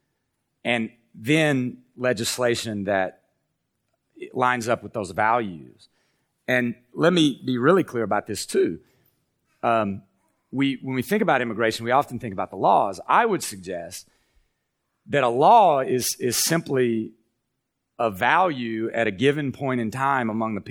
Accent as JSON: {"language": "English", "area": "Appalachia", "region": "Kentucky", "country": "United States", "tie": "born or raised there", "moved": "yes", "said": "who grew up in Appalachia, in the Southern Baptist Church"}